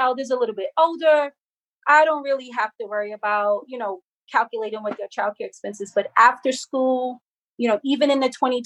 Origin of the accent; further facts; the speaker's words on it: New York, United States; as a New Yorker